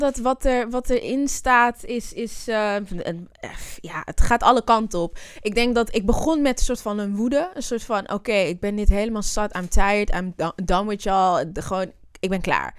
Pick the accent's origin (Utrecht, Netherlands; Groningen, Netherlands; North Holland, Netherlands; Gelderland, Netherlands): North Holland, Netherlands; Zwanenburg; born or raised there; also born or lived in Amsterdam (Bijlmer)